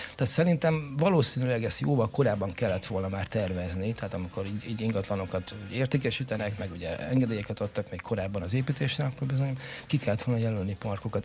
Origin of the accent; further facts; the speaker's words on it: Pécs, Baranya, Hungary; now in Érd, Hungary; én Pécsi vagyok